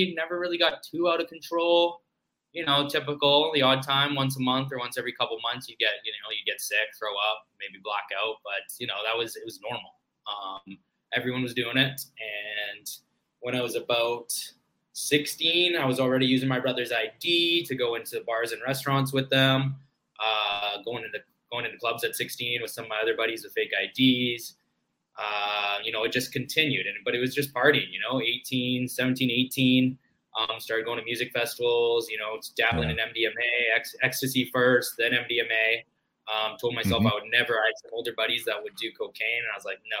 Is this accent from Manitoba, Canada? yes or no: no; Maple Ridge, British Columbia, Canada; we grew up in Maple Ridge, British Columbia, Canada